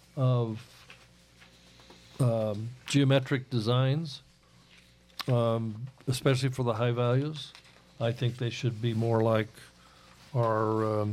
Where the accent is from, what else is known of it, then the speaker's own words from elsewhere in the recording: the West, United States; I grew up in the West